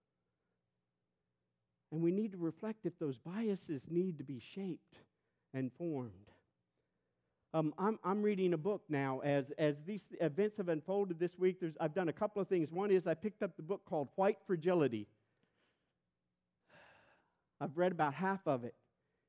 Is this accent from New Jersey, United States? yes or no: no; St. Louis, Missouri, United States; moved away; I'm white and I'm from St. Louis